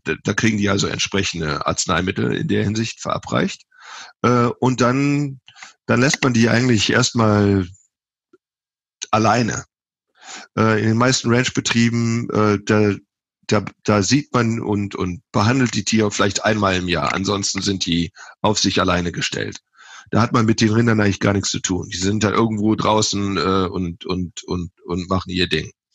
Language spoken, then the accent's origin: German; Germany; now in United States; Ich bin ja Deutscher